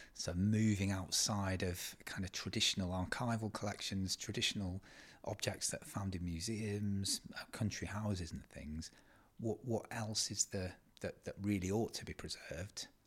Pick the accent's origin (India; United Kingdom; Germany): United Kingdom; East Riding of Yorkshire, Yorkshire and the Humber; I'm a historian from the East Riding of Yorkshire. I kind of grew up here.